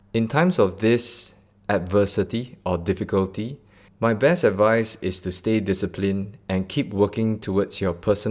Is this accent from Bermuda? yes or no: no; Singapore; I'm born and bred in Singapore, straight out of Bedok.